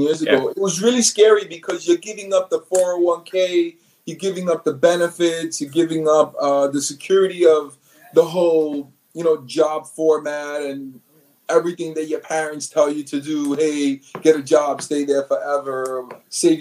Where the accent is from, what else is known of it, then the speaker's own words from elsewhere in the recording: New York City, New York, United States; moved away as an adult; now in New Jersey, United States; Born and raised in New York City, Manhattan, single mom, very little bit of money